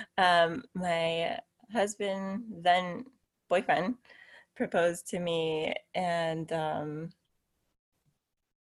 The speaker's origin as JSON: {"language": "English", "town": "Miami", "region": "Florida", "country": "United States", "also_born_or_lived": "Tennessee", "moved": "as an adult", "lives_now": "San Diego, United States", "said": "My husband is Eddie, and we're both from Miami"}